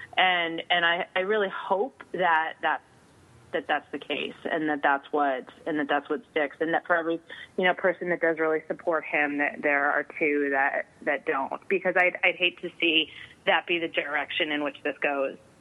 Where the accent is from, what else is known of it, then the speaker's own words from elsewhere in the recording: Northeast, United States; I grew up in the Northeast